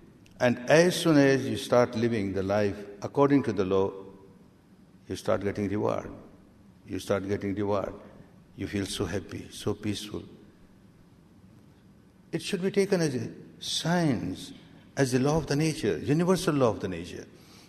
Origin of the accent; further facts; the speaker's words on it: Myanmar; English is a second language; moved away as an adult; now in India; I remember when I came from Myanmar to India in 1969 and I started teaching this technique. I had learned with my teacher in Myanmar for 14 years